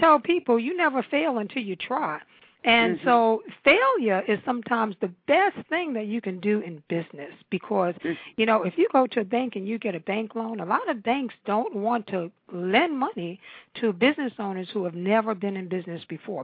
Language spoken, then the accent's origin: English; New York, United States; now in Washington metropolitan area, United States; I was born and raised in New York, in Harlem. I'm a Harlem girl.